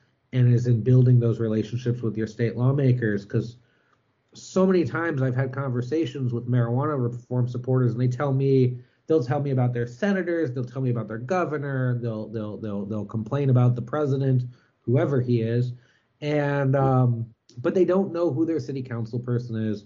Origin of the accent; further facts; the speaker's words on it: Cleveland, Ohio, United States; moved away as an adult; I actually moved back to my hometown, Cleveland, Ohio